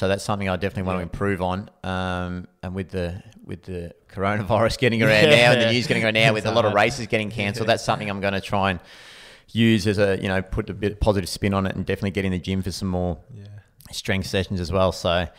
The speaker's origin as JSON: {"language": "English", "town": "Anglesey", "region": "Wales", "country": "United Kingdom", "tie": "born or raised there", "said": "So growing up in Anglesey, I just remember the feeling that it gave me during running."}